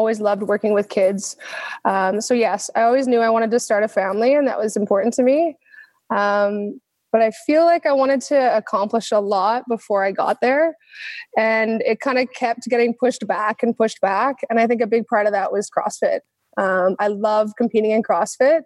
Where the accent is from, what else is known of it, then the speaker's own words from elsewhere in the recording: Vernon, British Columbia, Canada; I'm from Vernon, British Columbia.